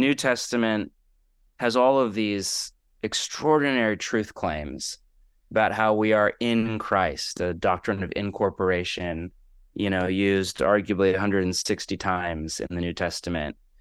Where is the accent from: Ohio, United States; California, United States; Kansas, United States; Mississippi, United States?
California, United States; moved away as an adult; also born or lived in Portland, Oregon; now in Los Angeles, United States; I am born and raised on the West Coast, grew up in California, but spent the last twenty or so years in Portland, Oregon